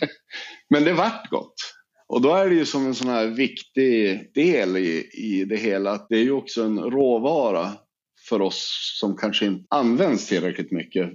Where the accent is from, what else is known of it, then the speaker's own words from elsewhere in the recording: Sweden; vi i Sverige